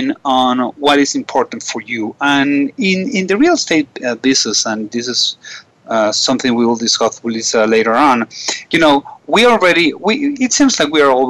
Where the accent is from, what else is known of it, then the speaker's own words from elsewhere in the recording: Caracas, Capital District, Venezuela; I'm from Caracas and I'm calling this today from Caracas, Venezuela